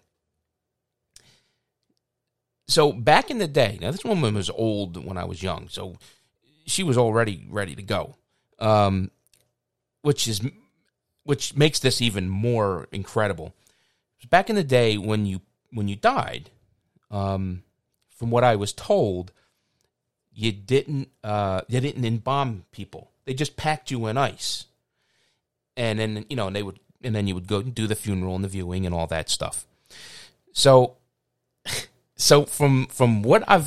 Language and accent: English; Philadelphia, Pennsylvania, United States; I grew up on a very small street, and called Wilder Street.